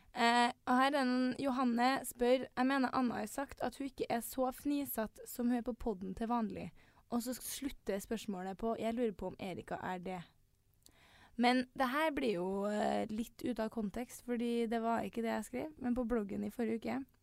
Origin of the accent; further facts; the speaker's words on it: Trondheim, Trøndelag, Norway; vi er jo begge fra Trondheim